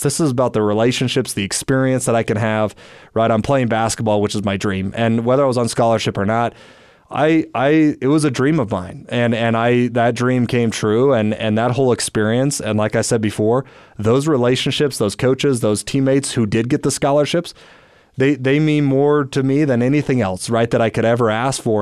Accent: Orem, Utah, United States; I grew up here in Orem, Utah

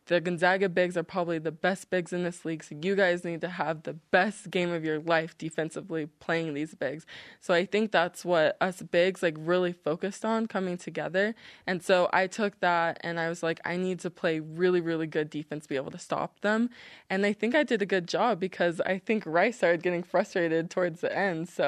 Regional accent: Hawaii, United States; also born or lived in Japan / Washington / Georgia; So I was born in Japan, and then we moved to Washington State, and then we moved to Georgia, and then Hawaii.

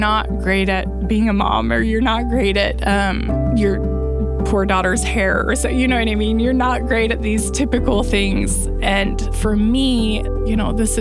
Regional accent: Provo, Utah, United States; I grew up in Provo, Utah.

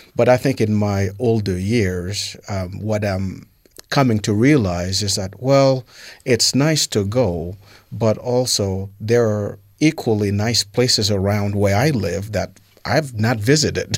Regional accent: New York City, New York, United States; also born or lived in Haiti; now in Utah, United States; I grew up in Brooklyn, New York, uh, from Haiti

